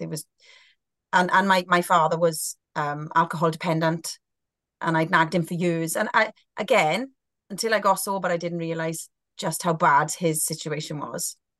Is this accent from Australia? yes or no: no; Welsh, Wales, United Kingdom; being a Welsh girl